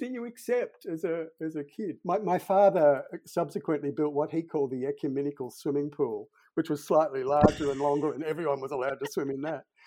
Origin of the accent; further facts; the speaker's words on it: Sydney, New South Wales, Australia; I grew up in Sydney, and in the suburb where I grew up, we were the only Catholic family in a Protestant street